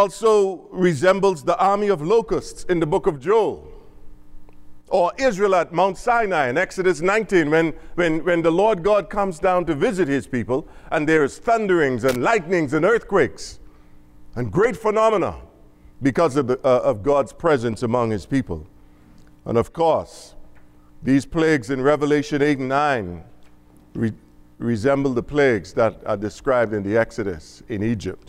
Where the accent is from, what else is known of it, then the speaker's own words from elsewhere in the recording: Bahamas; now in Dallas, United States; I'm from the Bahamas. I'm from the islands